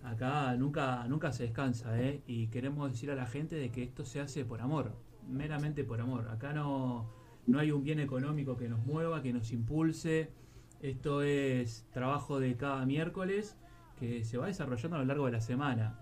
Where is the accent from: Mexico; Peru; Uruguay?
Uruguay; now in Spain; soy uruguayo, estoy en España